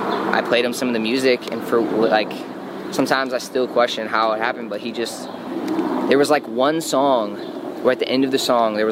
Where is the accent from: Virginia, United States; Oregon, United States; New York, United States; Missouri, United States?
Missouri, United States; St. Louis; moved away as an adult; now in Los Angeles, United States; I came from St. Louis out of my mom's basement where I was working